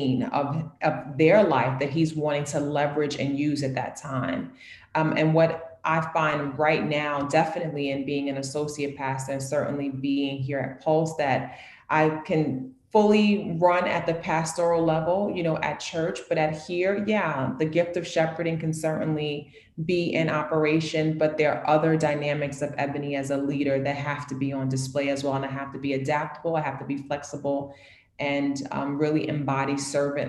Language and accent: English; New York City, New York, United States; also born or lived in Harlem / the Bronx; I am a born, born and raised New Yorker. I'm from New York City